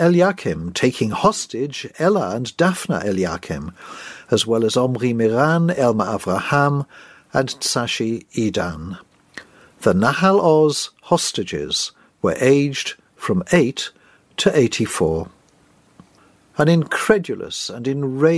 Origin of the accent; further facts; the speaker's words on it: Cardiff, Wales, United Kingdom; We grew up together in Cardiff in the 1950s